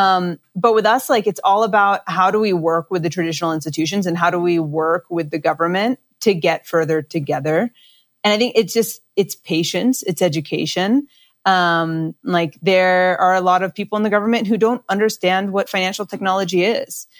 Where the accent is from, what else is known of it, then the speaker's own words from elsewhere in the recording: Los Angeles, California, United States; I grew up